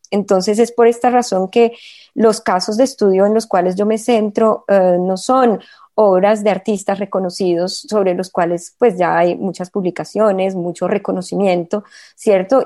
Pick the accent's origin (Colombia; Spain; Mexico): Colombia; moved away as an adult; now in Marseille, France; muy arraigada unas raíces que me constituyen como colombiana